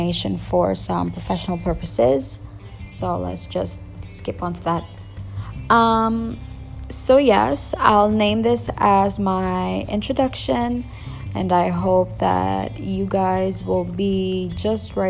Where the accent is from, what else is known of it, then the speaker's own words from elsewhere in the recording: Philippines; accent: Filipino; English is a second language; I'm from the Philippines, by the way, so don't expect my English to be grammatically correct. Also, my accent might be a little bit of that Filipino or Asian accent, and that's because it's not my first language.